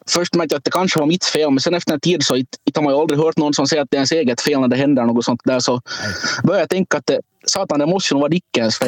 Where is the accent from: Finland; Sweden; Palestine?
Finland; vi är från Finland